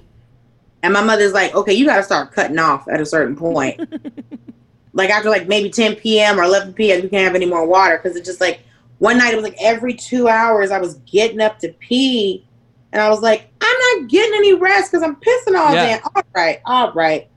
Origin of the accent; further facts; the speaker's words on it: Atlanta, Georgia, United States; I grew up in Atlanta.